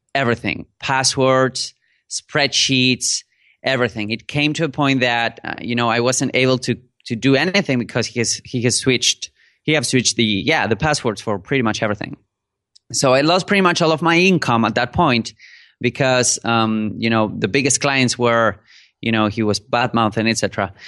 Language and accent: English; Buenos Aires, Argentina; first language Spanish; English is a second language; I'm a native speaker in Spanish. I am from Argentina, from Buenos Aires.